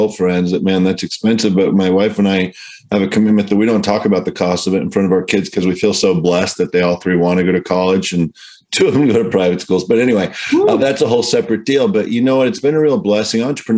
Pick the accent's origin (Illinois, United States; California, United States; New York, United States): California, United States; Southern; I'm from Southern Cal. I'm kind of a Southern Cal guy through and through.